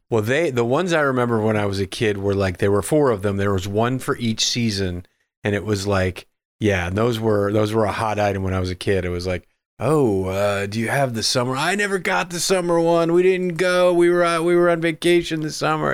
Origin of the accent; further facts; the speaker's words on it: Midwest, United States; growing up in the Midwest